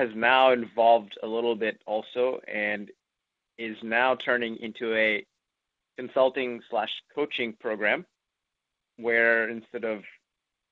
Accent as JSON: {"language": "English", "town": "Memphis", "region": "Tennessee", "country": "United States", "tie": "born or raised there", "also_born_or_lived": "Los Angeles, California / Knoxville, Tennessee", "moved": "as an adult", "said": "now I'm back to my hometown of Memphis, Tennessee"}